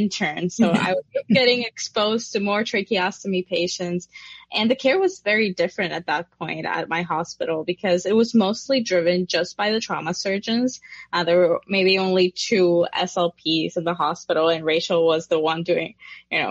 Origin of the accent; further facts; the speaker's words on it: Puerto Rico; I come from Puerto Rico